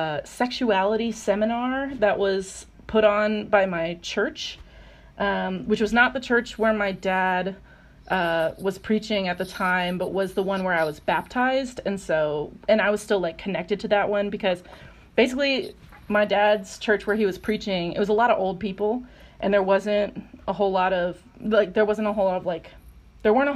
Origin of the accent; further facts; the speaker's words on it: North Carolina, United States; I'm from North Carolina, which is an important fact to know, just that I'm, like, I grew up in the South